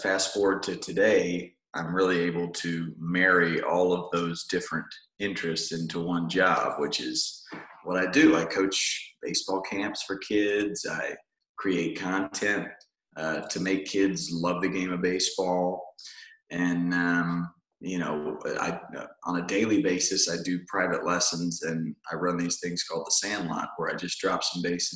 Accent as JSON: {"language": "English", "region": "North Carolina", "country": "United States", "tie": "born or raised there", "also_born_or_lived": "Rhode Island", "moved": "as an adult", "lives_now": "Southern California, United States", "said": "I grew up in North Carolina"}